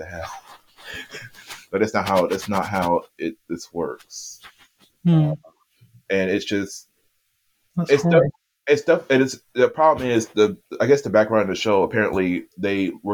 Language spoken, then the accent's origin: English; Erie, Pennsylvania, United States; Erie, which is my hometown